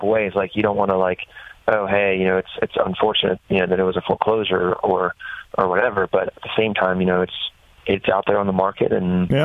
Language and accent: English; Maryland, United States; Bud's Creek's in my home state